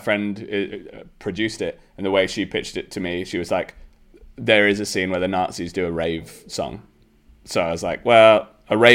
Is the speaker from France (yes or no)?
no; Geordie, North East England, United Kingdom; accent: Geordie